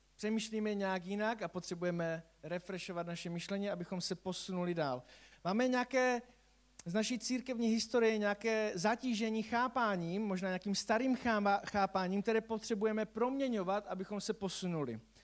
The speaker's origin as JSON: {"language": "Czech", "region": "Silesia", "country": "Czechia", "said": "u nás na Slezsku"}